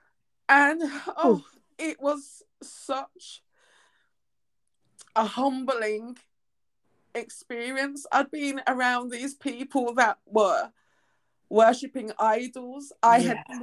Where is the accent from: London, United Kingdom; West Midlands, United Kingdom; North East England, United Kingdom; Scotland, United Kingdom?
West Midlands, United Kingdom; Birmingham; moved away as an adult; I returned back to my hometown in Birmingham in the UK.